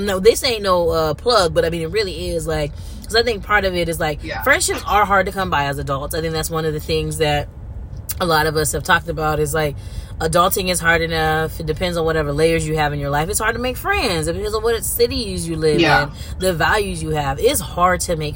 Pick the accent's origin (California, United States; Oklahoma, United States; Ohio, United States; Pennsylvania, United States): California, United States; I'm from California. I'm not from